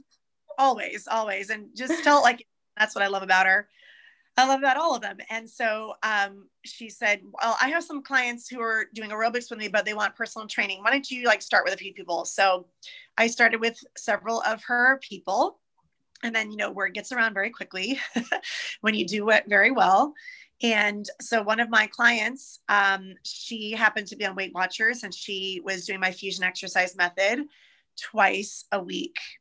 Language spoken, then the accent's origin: English; Irvine, California, United States; also born or lived in Los Angeles, United States; Irvine, where I was growing up in Orange County